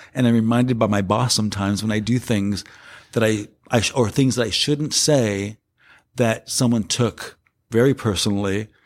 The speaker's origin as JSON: {"language": "English", "town": "Los Angeles", "region": "California", "country": "United States", "also_born_or_lived": "San Francisco", "said": "I come from South Cent-, South Central Los Angeles in a ghetto environment."}